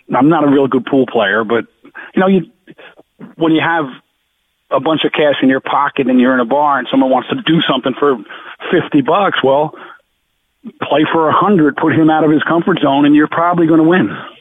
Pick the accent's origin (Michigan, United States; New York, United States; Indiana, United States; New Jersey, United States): New Jersey, United States; Jersey Shore; also born or lived in Providence, Rhode Island; I grew up two two miles south of where I am right now